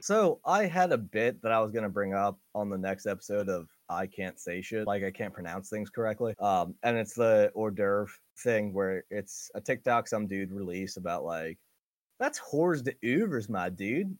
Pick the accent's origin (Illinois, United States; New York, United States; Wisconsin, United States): New York, United States; I'm from New York